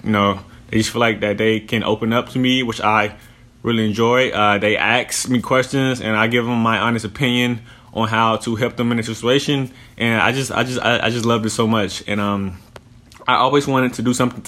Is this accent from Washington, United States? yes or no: no; Houston, Texas, United States; now in Phoenix, United States; I'm from Houston. I'm 25 years old. Right now I live in Phoenix, Arizona